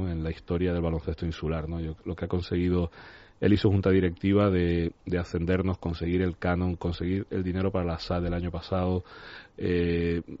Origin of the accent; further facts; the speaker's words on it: Barcelona, Catalonia, Spain; now in Tenerife, Spain; si fuera americano me habrían hecho una película pero no soy americano, soy de Barcelona, vivo en Tenerife hace